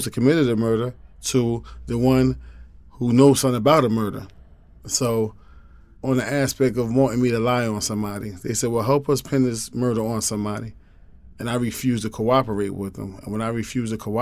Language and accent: English; New York, United States; I was from New York